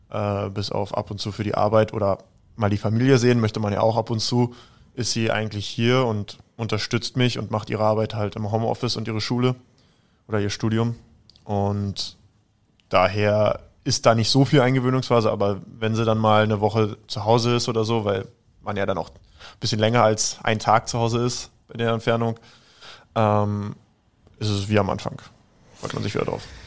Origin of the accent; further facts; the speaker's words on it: Berlin, Germany; now in Salzburg, Austria; Also, ich bin ja ursprünglich Berliner, aber untergebracht oder mein Lebensmittelpunkt habe ich in Salzburg